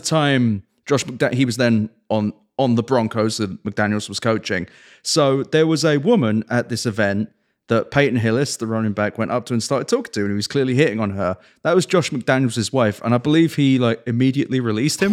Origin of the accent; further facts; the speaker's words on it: England, United Kingdom; also born or lived in Oakland; now in Las Vegas, United States; growing up in England